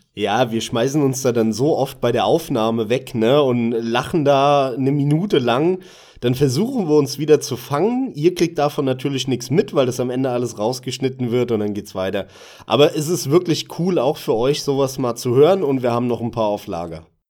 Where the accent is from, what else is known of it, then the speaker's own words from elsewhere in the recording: Hesse, Germany; moved away as an adult; also born or lived in Munich; bin ich aber wieder zurück in die Heimat, bin aus München weggezogen, bin dann halt wieder hier zurück in Hessen. Man hört das ja leicht an, an meiner Stimme